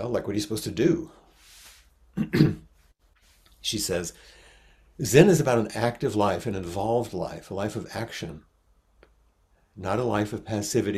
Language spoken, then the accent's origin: English; United States; accent: American